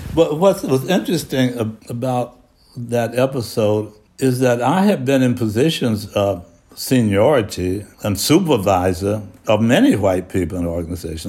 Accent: Hattiesburg, Mississippi, United States; moved away; I grew up in Hattiesburg, Mississippi

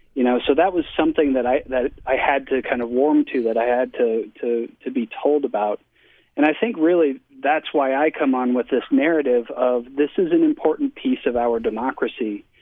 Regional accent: Denver, Colorado, United States; now in Utah, United States; I'm from Denver, Colorado

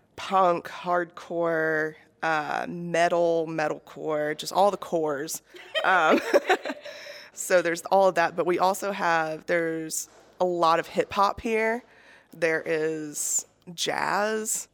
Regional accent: Decatur, Alabama, United States; also born or lived in Moulton, Alabama; I am from Decatur and Moulton

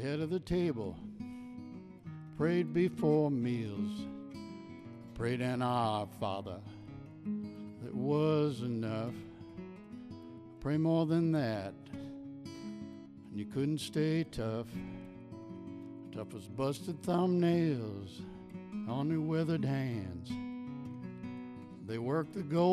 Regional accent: Midwest, United States; now in Spokane, United States; I'm from the Midwest

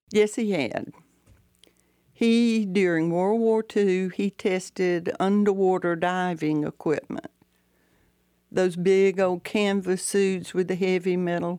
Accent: Valdosta, Georgia, United States; I did get my start at my hometown newspaper, the Valdosta Daily Times

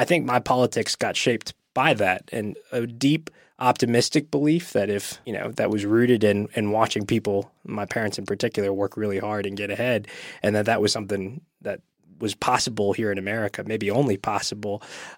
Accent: East Ridge, Tennessee, United States; I grew up in Eastridge, Tennessee, and my dad immigrated from Thailand and moved to this country whenever he was quite young, 9 or 10 years old.

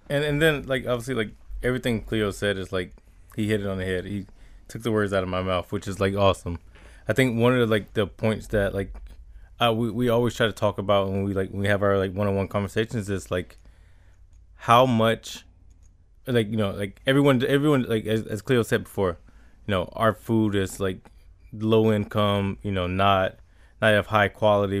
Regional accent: Riviera Beach, Florida, United States; I grew up in Revere Beach

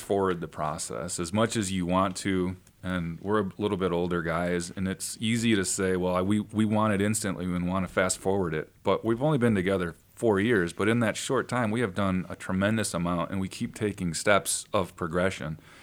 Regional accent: Sandwich, Illinois, United States; moved away as an adult; also born or lived in Los Angeles; I I grew up in Northern Illinois. I actually grew up yeah. in Sandwich, Illinois

